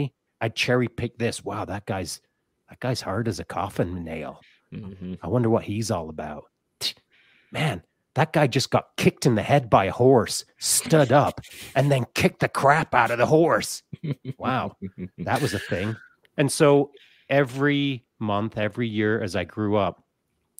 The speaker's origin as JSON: {"language": "English", "town": "Grande Cache", "region": "Alberta", "country": "Canada", "tie": "born or raised there", "said": "I was raised up in Grand Cache out in the boonies"}